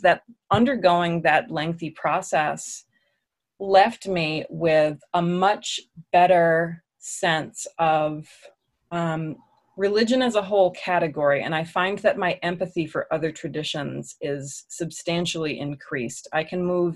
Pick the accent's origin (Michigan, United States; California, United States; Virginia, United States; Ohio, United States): Virginia, United States; Alexandria; moved away as an adult; also born or lived in Washington, District of Columbia, United States; now in Raleigh, United States; I was born in DC and I grew up in Alexandria, Virginia.